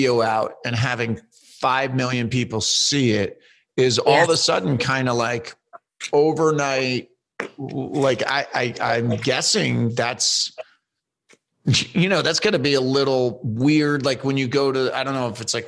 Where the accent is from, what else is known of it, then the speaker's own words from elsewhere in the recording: East Coast, United States; now in Los Angeles, United States; we're from the East Coast. We live in LA.